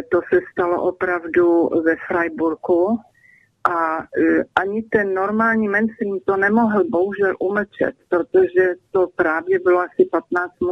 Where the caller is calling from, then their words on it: Germany; A eh, jsem, volám z Německa